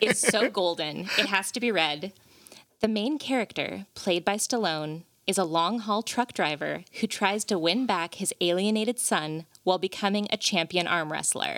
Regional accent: Veneta, Oregon, United States; also born or lived in Monterey, California; I grew up in Veneta, so very close to here

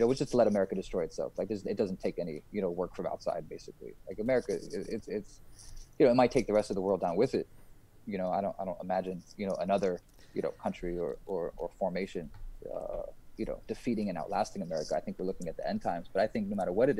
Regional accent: United States; moved away as an adult; also born or lived in New York; now in Istanbul, Turkey; as American Muslims

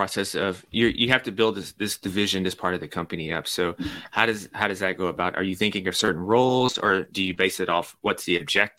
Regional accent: Nashville, Tennessee, United States; also born or lived in New York; So I'm from Nashville, but I lived in New York for a year during grad school. And yeah. When I came back to Nashville, I still had my New York mentality on.

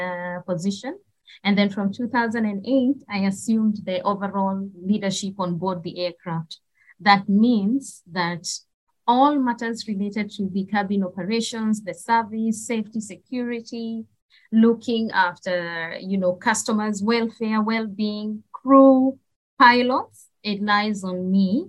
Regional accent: Kenya; born or raised there; moved away as an adult; also born or lived in Nairobi, Kenya; now in Middle East

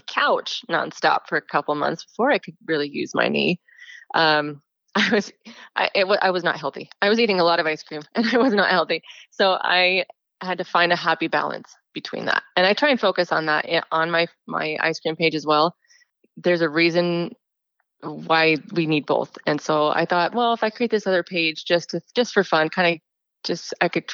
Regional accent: Highland, Utah, United States; also born or lived in Brazil; now in Eagle Mountain, United States; My home is Highland, Utah, in Utah Valley

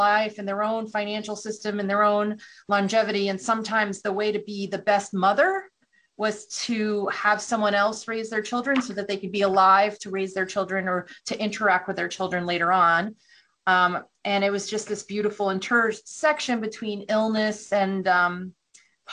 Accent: New Haven, Connecticut, United States; I grew up outside of New Haven, Connecticut, so Yale was very close

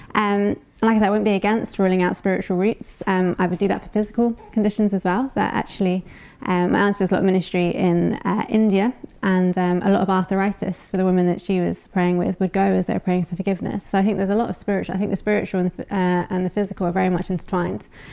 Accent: United Kingdom; We're British.

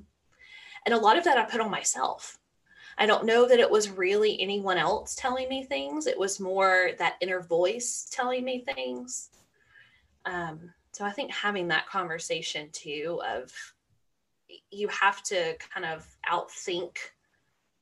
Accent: Georgia, United States; I'm from Georgia and we're the peach state

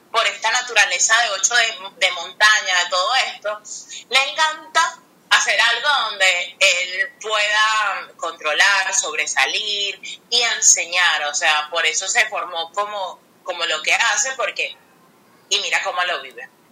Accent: Venezuela; la mayoría somos venezolanos

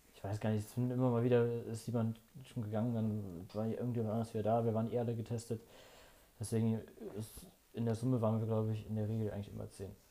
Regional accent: Ratingen, North Rhine-Westphalia, Germany; bei uns in Rating

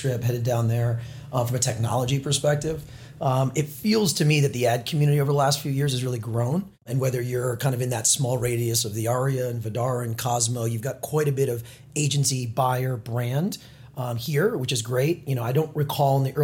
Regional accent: Orange County and San Diego, Southern California, United States; moved away as an adult; now in New York, United States; I'm from Southern California, born and raised, Orange County in San Diego. I came out to New York 2004

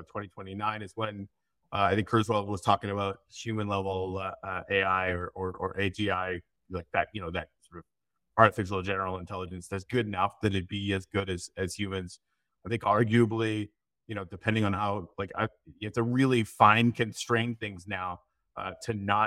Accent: Canadian Arctic, Canada; now in Florida, United States; I grew up in the Canadian Arctic, and now I live in Florida.

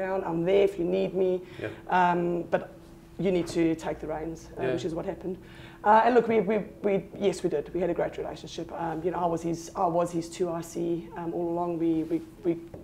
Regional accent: South Africa; moved away as an adult; now in South Australia, Australia; born and bred in South Africa, moved to Australia in 2006

